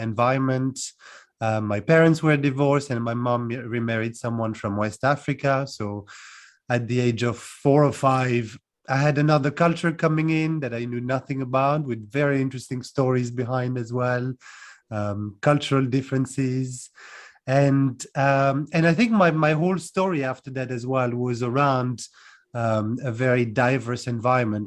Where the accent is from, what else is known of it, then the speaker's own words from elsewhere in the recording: France; moved away as an adult; also born or lived in United Kingdom; now in Cluj-Napoca, Romania; I'm originally from France, um, born and raised, and I left about 15 years ago to move to the UK first, and now I'm in Cluj-Napoca in Romania